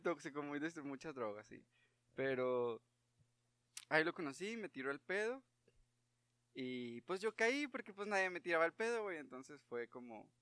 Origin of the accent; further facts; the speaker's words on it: Parras de la Fuente, Coahuila, Mexico; soy de Parras